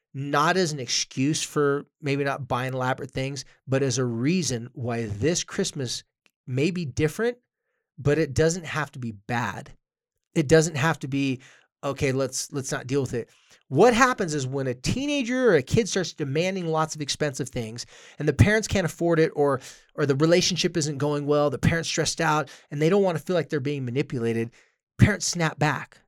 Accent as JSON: {"language": "English", "town": "Carlsbad", "region": "California", "country": "United States", "tie": "born or raised there", "moved": "yes", "said": "my hometown of Carlsbad"}